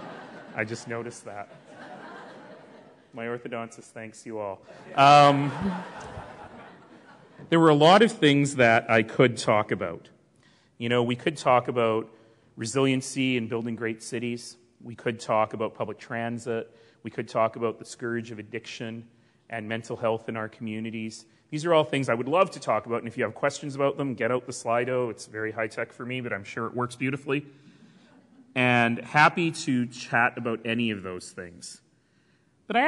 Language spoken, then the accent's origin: English; Calgary, Alberta, Canada; The Blackfoot call the place I come from Mokinstis, the elbow, the place where two rivers meet